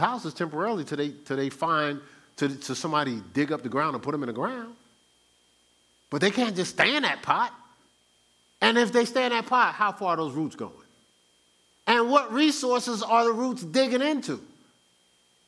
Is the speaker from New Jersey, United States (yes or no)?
yes; New Jersey, United States; I'm from New Jersey, the Garden State